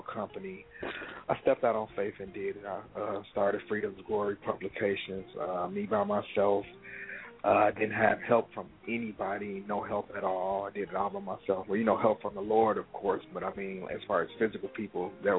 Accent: Chicago, Illinois, United States; from Chicago, born and raised. Pretty much grew up here

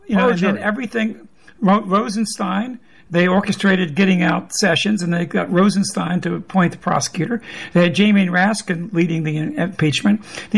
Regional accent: South Louisiana, United States; I'm from South Louisiana, and one of the parts of my old district was Hammond, Louisiana.

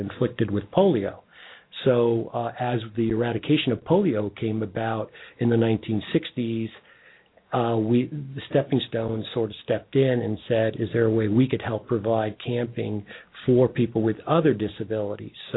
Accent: New York City, New York, United States; also born or lived in Queens / Canada; now in Cincinnati, United States; I was born in Brooklyn

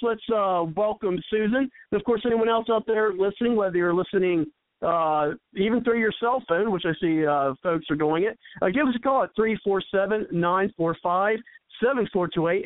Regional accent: Ohio, United States; moved away; from my hometown uh, call in uh, with yeah. the area code uh, five one three.

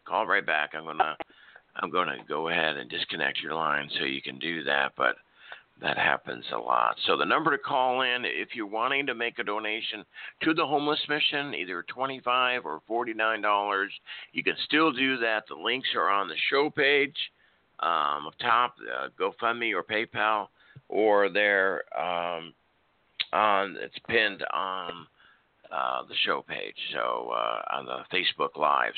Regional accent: Nebraska, United States; now in Oklahoma City, United States; I was raised in Nebraska, so we had a lot of snow, especially in the seventies

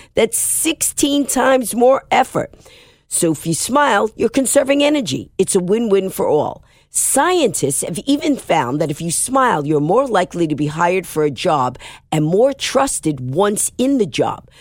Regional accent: New York, United States; I'm a New Yorker

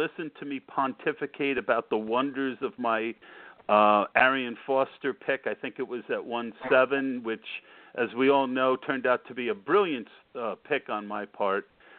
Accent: New Jersey, United States; I'm going to make you an offer you can't refuse. I'm from Jersey.

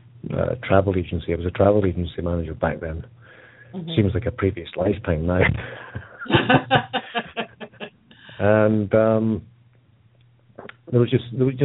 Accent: Edinburgh, Scotland, United Kingdom; the hospital I was born in Edinburgh

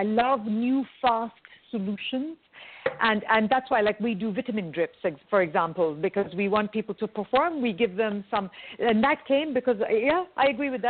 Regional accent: India; I'm Indian, really so where I come from, they give you food to show you love.

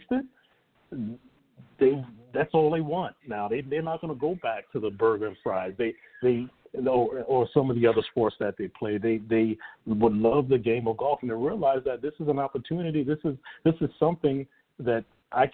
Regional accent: New York City, New York, United States; also born or lived in St. Petersburg, Florida; now in Tampa, United States; being a kid growing up in the Bronx

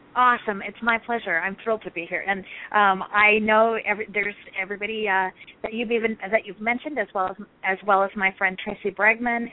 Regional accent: Scottsdale, Arizona, United States; moved away as an adult; also born or lived in Rapid City, South Dakota; I grew up in Arizona

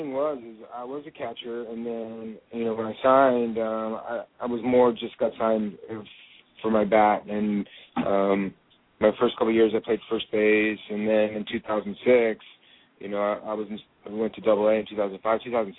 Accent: Phoenix, Arizona, United States; also born or lived in Brooklyn, New York; I was born in Brooklyn, but wasn't raised there. I moved when I was two. I moved to Phoenix, Arizona

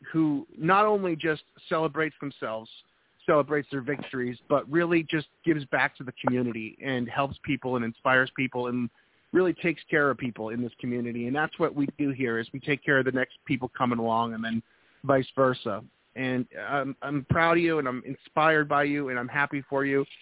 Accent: New Hampshire, United States; moved away; I'm originally from New England, New Hampshire.

